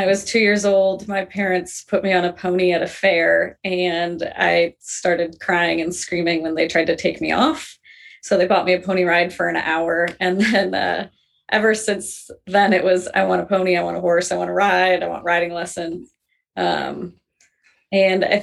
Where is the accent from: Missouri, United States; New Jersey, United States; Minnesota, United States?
Minnesota, United States; moved away as an adult; also born or lived in England; I grew up in Minnesota.